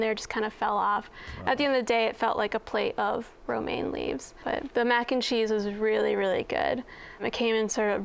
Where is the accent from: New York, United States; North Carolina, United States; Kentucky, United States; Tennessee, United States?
North Carolina, United States; moved away; I'm from North Carolina